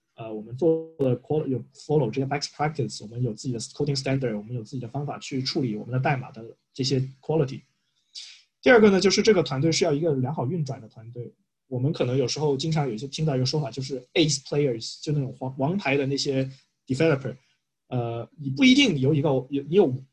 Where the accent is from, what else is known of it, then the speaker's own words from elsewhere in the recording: China; 我们是中国人